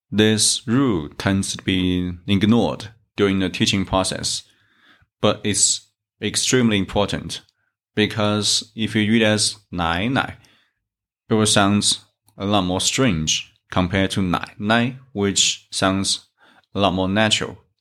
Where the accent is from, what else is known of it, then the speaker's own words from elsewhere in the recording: China; from China